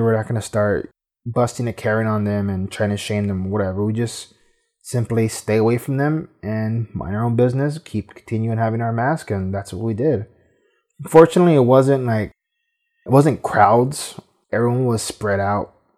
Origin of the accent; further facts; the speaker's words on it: Los Angeles, California, United States; being from California, growing up in Boyle Heights